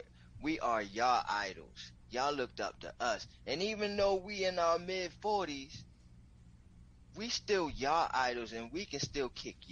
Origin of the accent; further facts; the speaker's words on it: New York, United States; I'm from New York. okay? I'm from New York.